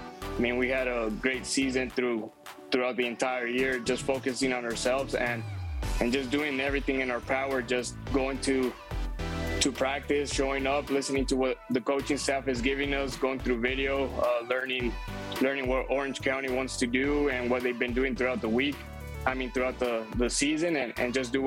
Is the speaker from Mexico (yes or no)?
yes; Mexico; I grew up in Mexico